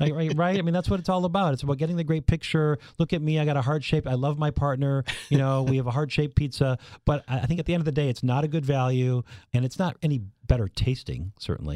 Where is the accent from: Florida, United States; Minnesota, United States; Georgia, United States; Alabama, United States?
Minnesota, United States; moved away; also born or lived in Wisconsin / Michigan / Illinois / Iowa; I'm from Minnesota